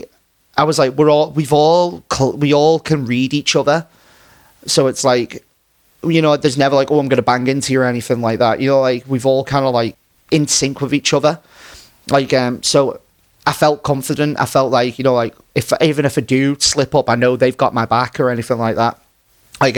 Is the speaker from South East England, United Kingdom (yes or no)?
no; Runcorn, North West England, United Kingdom; my hometown. So like in Runcorn